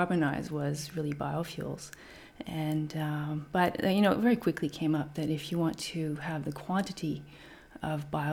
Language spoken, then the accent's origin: English; Canada; moved away as an adult; also born or lived in Vancouver / Germany / France / Brisbane; now in Australia; I'm from Canada